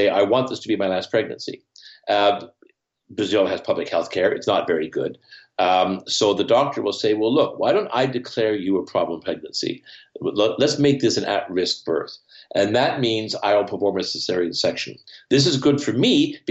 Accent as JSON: {"language": "English", "country": "Canada", "tie": "born or raised there", "said": "Here in Canada, I grew up near the Great Lakes."}